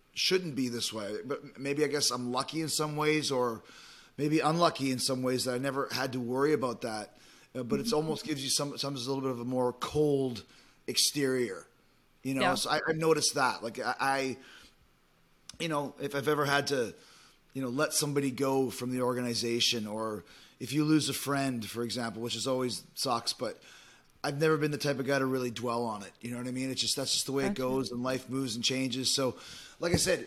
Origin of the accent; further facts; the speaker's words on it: Winnipeg, Manitoba, Canada; moved away as an adult; also born or lived in Calgary; Winnipeg's where I grew up in Canada